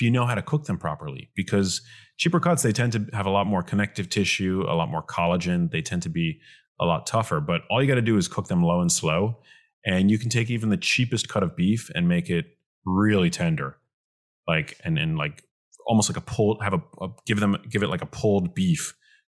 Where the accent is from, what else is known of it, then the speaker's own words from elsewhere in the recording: New York City, New York, United States; growing up in New York City